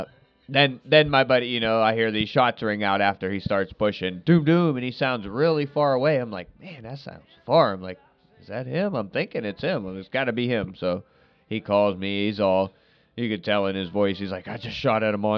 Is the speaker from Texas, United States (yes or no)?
no; Ohio, United States; I'm from Ohio